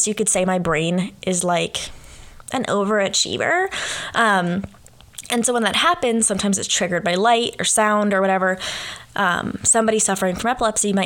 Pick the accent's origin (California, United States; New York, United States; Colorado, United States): California, United States; moved away as an adult; now in Oxford, Ohio, United States; I am from California